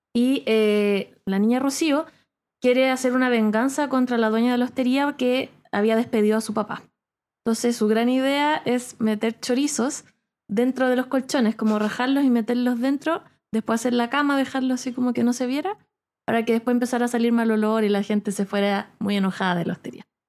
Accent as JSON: {"language": "Spanish", "town": "Rancagua", "region": "O'Higgins", "country": "Chile", "tie": "born or raised there", "moved": "yes", "said": "Yo nací en Rancagua y viví casi toda mi vida eh, niñez, adolescencia"}